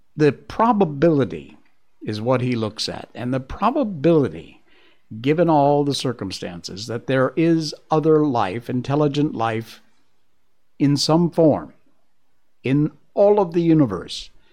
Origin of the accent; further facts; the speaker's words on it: Cornwall, Connecticut, United States; I grew up in Cornwall, Connecticut, which is about as rural as you can get.